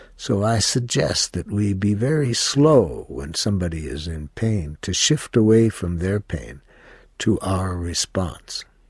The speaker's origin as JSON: {"language": "English", "country": "United States", "said": "I was from the United States"}